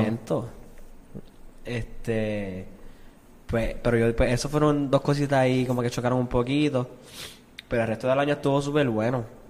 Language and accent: Spanish; Arecibo, Puerto Rico; also born or lived in Quebradillas; yo soy de Quebradí, mi familia es de Quebradí, yo me crié en Arecibo y vivo en Arecibo toda mi vida.